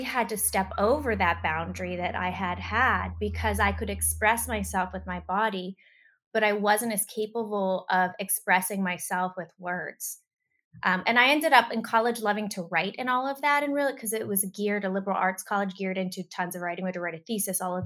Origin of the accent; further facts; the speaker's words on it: Pittsburgh, Pennsylvania, United States; I grew up in Pittsburgh, Pennsylvania